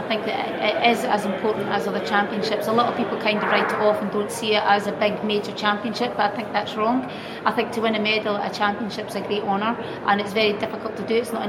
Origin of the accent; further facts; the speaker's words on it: Scotland, United Kingdom; when you actually run for your own specific nation, Scotland for me, it just means that a little bit more